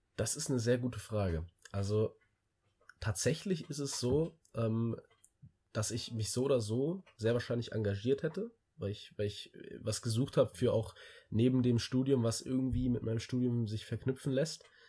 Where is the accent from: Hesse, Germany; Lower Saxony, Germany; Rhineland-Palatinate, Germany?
Hesse, Germany; Wiesbaden; ich komme aus, aus einem ganz kleinen Vorort von Wiesbaden